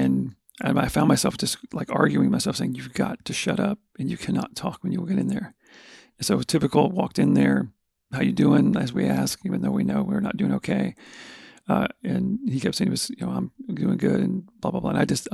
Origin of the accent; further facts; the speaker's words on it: Texas, United States; we're from Texas, we're from the South